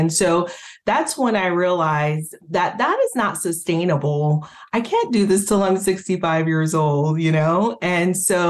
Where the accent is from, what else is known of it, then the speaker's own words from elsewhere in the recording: Haiti; moved away; I came from Haiti, like you mentioned a little bit earlier